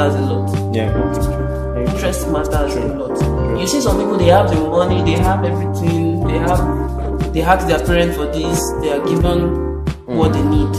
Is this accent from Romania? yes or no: no; Ede, Osun, Nigeria; the part I'm from Osun State. Ede